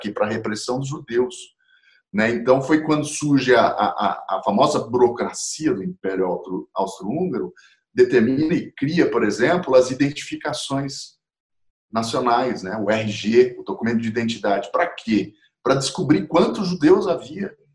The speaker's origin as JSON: {"language": "Portuguese", "region": "Mato Grosso", "country": "Brazil", "also_born_or_lived": "São Paulo", "said": "Eu sou mato-grossense, mas eu vivi muito em São Paulo, sempre tive toda a minha família paterna é paulista."}